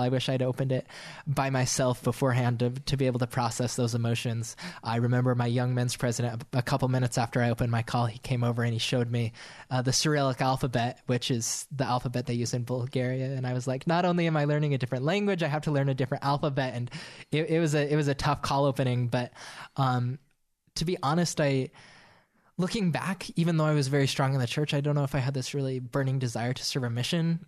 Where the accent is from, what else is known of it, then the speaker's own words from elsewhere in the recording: Monroe, Utah, United States; also born or lived in Richfield, Utah; I grew up in Richfield, Utah, and then we moved to Monroe